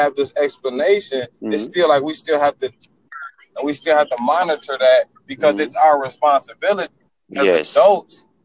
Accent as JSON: {"language": "English", "town": "Detroit", "region": "Michigan", "country": "United States", "tie": "born or raised there", "moved": "yes", "lives_now": "Texas, United States", "said": "I was born in Detroit, Michigan"}